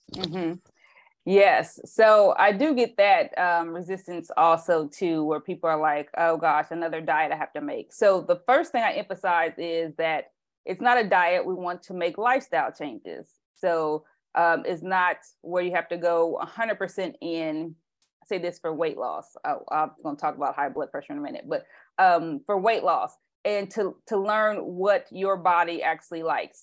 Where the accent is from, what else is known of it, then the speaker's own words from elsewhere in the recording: Indiana, United States; also born or lived in Tennessee; now in California, United States; I'm from Indiana